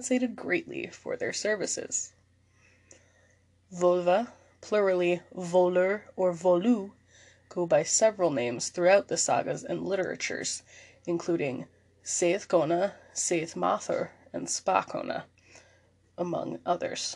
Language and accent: English; Maine, United States; my home state of Maine